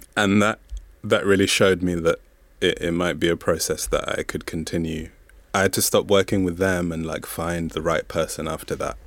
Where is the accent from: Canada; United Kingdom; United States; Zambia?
Zambia; first language Bemba; English is a second language; I'm from Zambia, and so there's no separation between, there's no separation between siblings and cousins